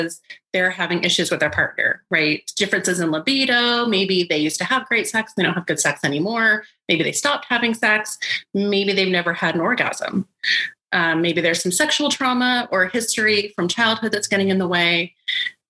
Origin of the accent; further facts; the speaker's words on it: Salt Lake City, Utah, United States; I was raised in Salt Lake City